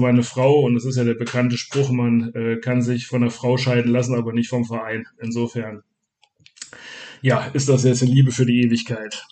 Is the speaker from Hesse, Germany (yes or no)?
yes; North Hesse, Germany; now in Göttingen, Germany; ich bin halt gebürtiger Nordhesse oder Nordosthesse besser gesagt